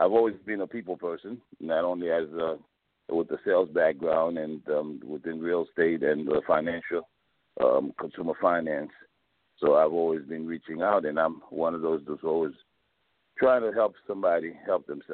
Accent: New York, United States; moved away as an adult; also born or lived in Port-au-Prince, Haiti; now in South Florida, United States; I grew up in New York. I was born in Port-au-Prince, Haiti. I left Haiti at the age of 8 years old

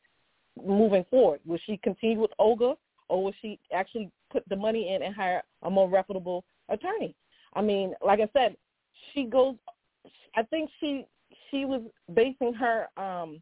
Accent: Miami, Florida, United States; I'm actually from Miami

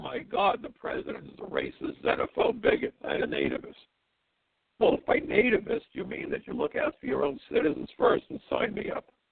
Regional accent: New York City, New York, United States; I'm a New Yorker

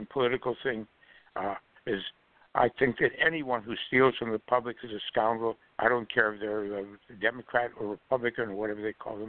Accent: Philadelphia, Pennsylvania, United States; I'm originally from South Philadelphia. That's where I was born.

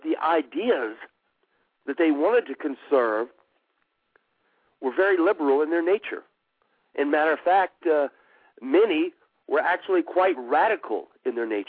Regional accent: United States

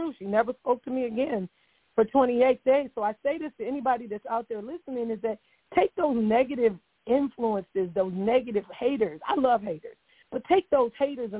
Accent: Cleveland, Ohio, United States; moved away; my hometown of Cleveland, Ohio

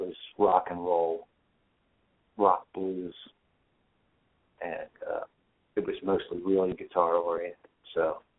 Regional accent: Philadelphia, Pennsylvania, United States; I was born in Philadelphia.

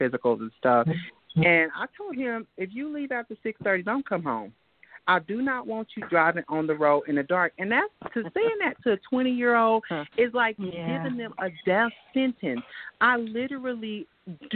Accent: Los Angeles, California, United States; now in Concord, United States; I was born and raised in Los Angeles, California. I came to very small Concord, North Carolina, one mall.

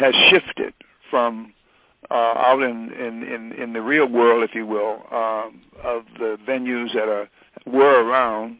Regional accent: Detroit, Michigan, United States; moved away; Detroit, growing up in Detroit, was like going to a jazz university

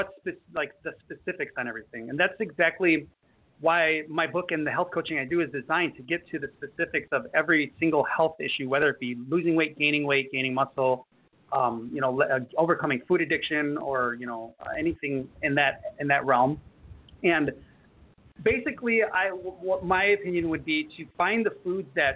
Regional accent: Chicago, Illinois, United States; now in Florida, United States; I'm from Chicago

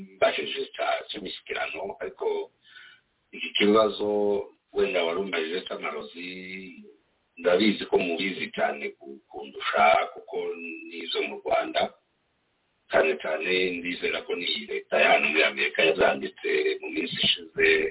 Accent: DR Congo; now in United States; turi abanyekongo

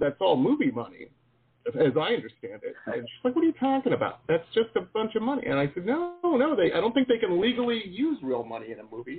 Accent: Detroit, Michigan, United States; Detroit, my hometown

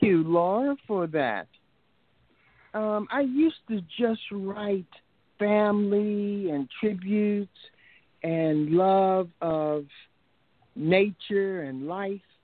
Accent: Washington, District of Columbia, United States; I hail from Southeast Washington, D.C., by the way of Georgetown University Hospital in 1949

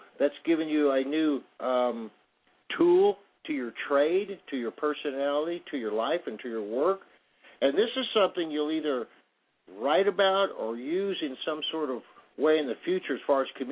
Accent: Plainfield, New Jersey, United States; moved away; I was born in Plainfield, New Jersey

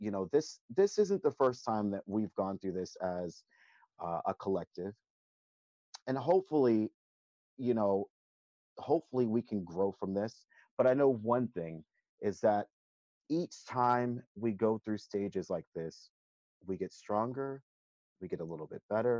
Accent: the South, United States; Growing up in the South

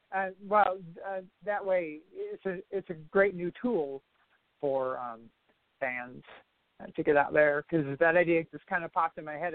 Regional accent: Toledo, Ohio, United States; I'm from Toledo originally

